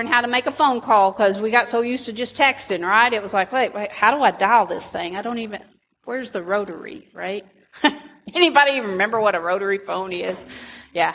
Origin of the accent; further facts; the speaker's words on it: United States; I'm an American